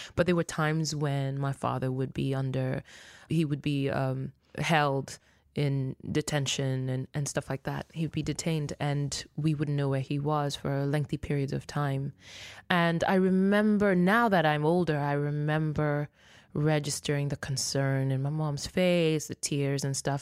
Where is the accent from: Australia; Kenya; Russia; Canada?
Kenya; Nairobi; first language Luo; English is a second language; moved away; also born or lived in Mexico City, Mexico; I was born in Mexico, Mexico City, and I was raised in Nairobi, Kenya